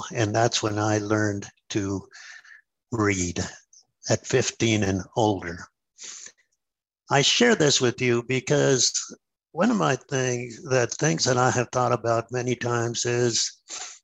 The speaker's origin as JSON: {"language": "English", "region": "New Mexico", "country": "United States", "said": "I come from New Mexico, where we don't have very much water"}